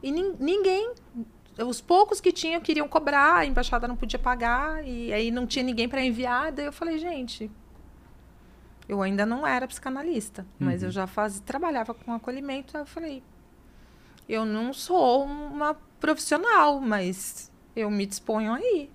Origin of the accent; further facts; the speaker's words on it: Santos, São Paulo, Brazil; eu sou de Santos